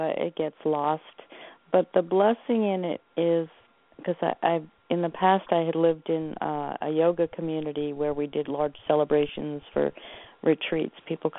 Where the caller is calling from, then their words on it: Oregon, United States; I'm calling from Oregon.